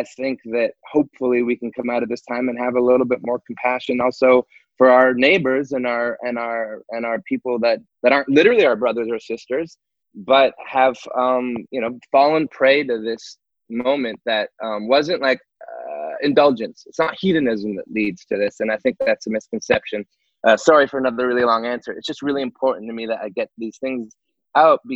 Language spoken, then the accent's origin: English; Montreal, Quebec, Canada; I'm from Montreal as well.